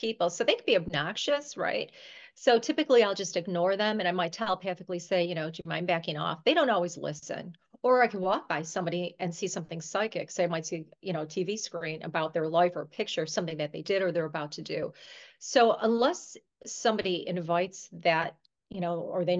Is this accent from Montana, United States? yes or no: no; Buffalo, New York, United States; I'm from New York, actually Buffalo, New York